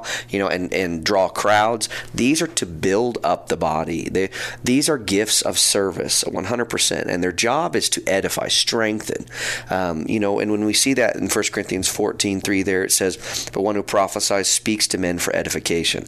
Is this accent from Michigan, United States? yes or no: no; Neosho, Missouri, United States; I was born and raised here in Neosho